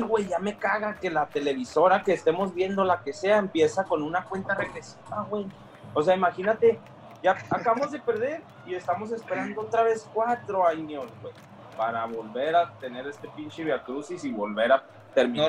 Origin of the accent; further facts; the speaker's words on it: Mexico; Nosotros como mexicanos